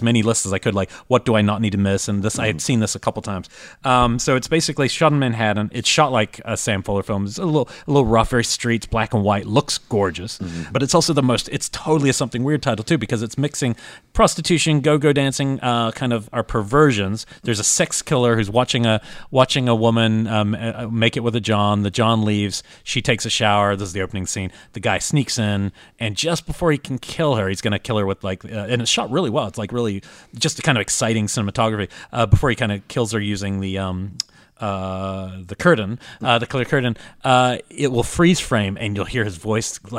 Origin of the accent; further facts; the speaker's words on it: New Zealand; moved away as an adult; I'm coming from New Zealand